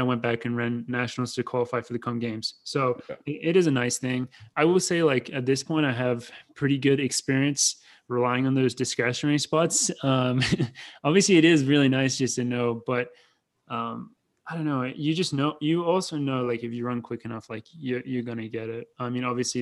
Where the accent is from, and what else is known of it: Australia; moved away as an adult; also born or lived in Madison, Wisconsin